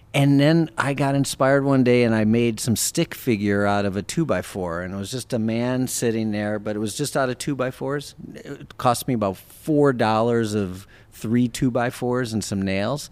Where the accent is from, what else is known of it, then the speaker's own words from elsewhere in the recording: Wisconsin, United States; moved away; we grew up in Wisconsin together